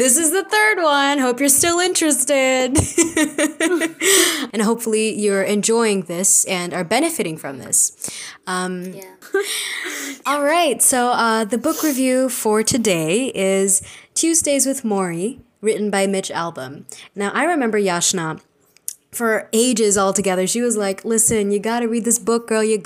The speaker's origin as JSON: {"language": "English", "country": "India", "said": "We are Indian postgrads in psychology"}